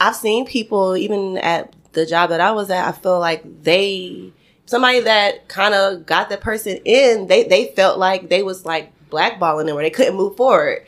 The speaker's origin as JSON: {"language": "English", "town": "Atlanta", "region": "Georgia", "country": "United States", "tie": "born or raised there", "said": "I'm from Atlanta, born and raised. I'm a Georgia peach."}